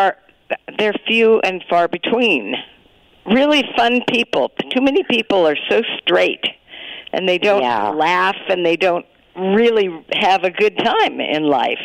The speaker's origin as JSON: {"language": "English", "town": "Sacramento", "region": "California", "country": "United States", "tie": "born or raised there", "also_born_or_lived": "Hawaii", "moved": "yes", "said": "I was growing up in Sacramento"}